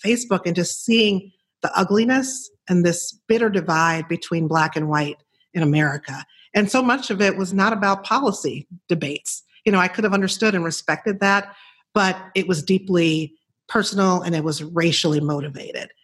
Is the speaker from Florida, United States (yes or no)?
no; Chicago, Illinois, United States; I'm from Chicago and I worked in television for 11 years as a reporter